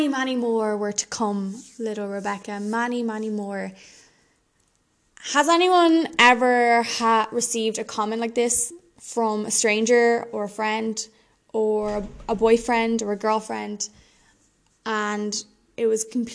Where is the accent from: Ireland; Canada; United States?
Ireland; I'm Irish and super pale